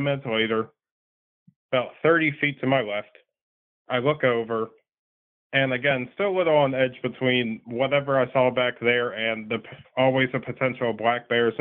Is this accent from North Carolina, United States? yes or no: yes; North Carolina, United States; I'm from North Carolina